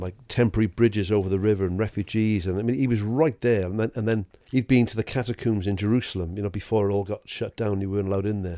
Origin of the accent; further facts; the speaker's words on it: Welsh, Wales, United Kingdom; I'm Welsh